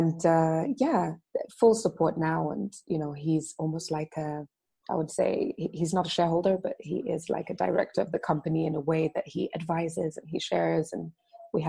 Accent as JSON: {"language": "English", "region": "Dar es Salaam", "country": "Tanzania", "tie": "born or raised there", "said": "I grew up in Dar es Salaam, which is the commercial capital of Tanzania, and it's on the coast"}